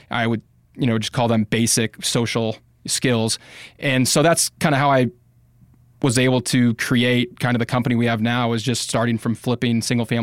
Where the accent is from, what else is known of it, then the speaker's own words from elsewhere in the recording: Bogotá, Colombia; I spent a lot of time growing up in Bogota, Colombia, South America.